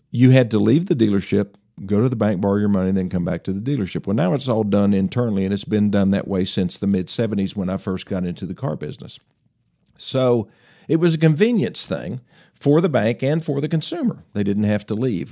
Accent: Greeneville, Tennessee, United States; my hometown of Greenville, Tennessee

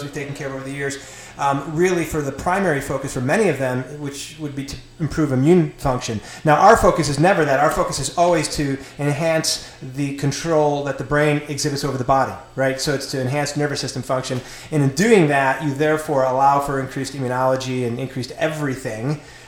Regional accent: Lockport, New York, United States; now in Marietta, United States; I'm obviously from Buffalo area. I'm Lockport, New York. Lived here for 25 years

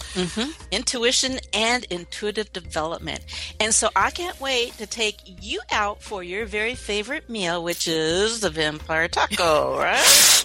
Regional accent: Texas, United States; accent: southern; moved away as an adult; now in Oregon, United States; I grew up in Texas, but I haven't lived there for probably oof, over half my life now

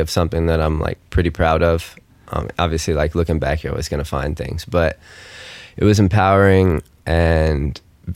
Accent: Mount Juliet, Tennessee, United States; I'm from Nashville, Tennessee, or right outside of it, a small town called Mount Juliet

